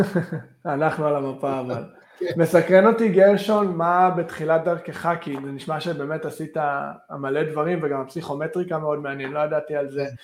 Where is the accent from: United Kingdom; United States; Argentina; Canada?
Canada; Vancouver, British Columbia; moved away as an adult; now in Israel; אני אישית מקנדה, מוונקובר